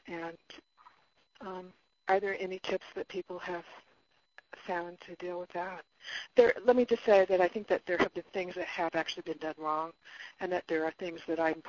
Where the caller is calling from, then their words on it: Oregon, United States; also born or lived in Murrieta, California; I'm calling from Murrieta, California, and I actually live in Oregon. And I have moved down here to care for my mother, and I've been here since August.